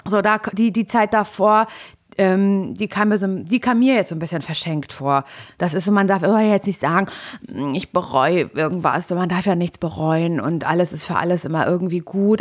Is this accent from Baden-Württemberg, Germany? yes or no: no; Parchim, Mecklenburg-Vorpommern, Germany; ich komme ja aus Parchim